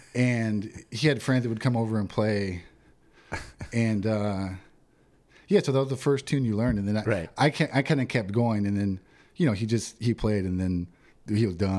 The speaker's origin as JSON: {"language": "English", "town": "Yuma", "region": "Arizona", "country": "United States", "tie": "born or raised there"}